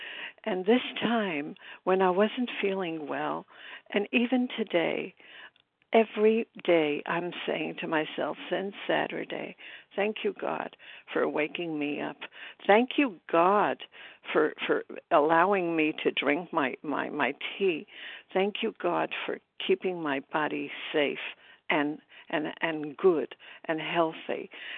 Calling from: Brooklyn, New York, United States; recovered and grateful in Brooklyn, New York.

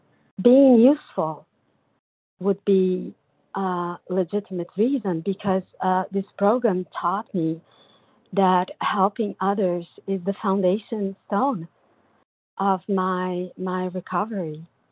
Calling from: São Paulo, Brazil; I'm calling from Brazil, São Paulo.

